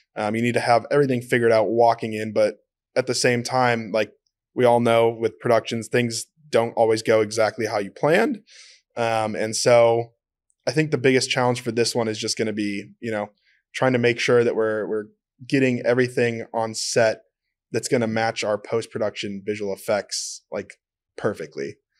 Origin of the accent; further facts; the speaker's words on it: Minnesota, United States; I'm from Minnesota